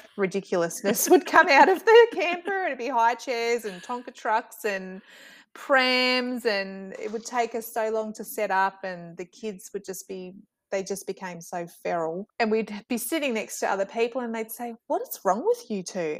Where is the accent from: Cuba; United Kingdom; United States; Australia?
Australia; as an Australian